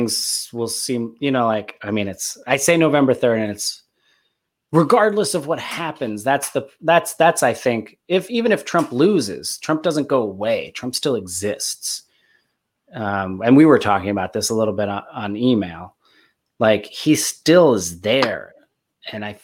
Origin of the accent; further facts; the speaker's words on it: New Jersey, United States; now in Los Angeles, United States; I grew up in Jersey.